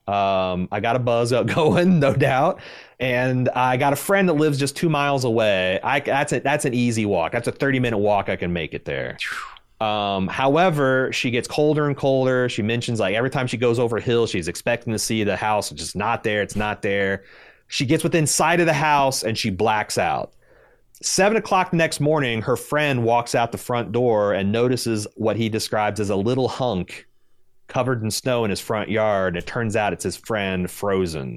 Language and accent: English; United States; as an American.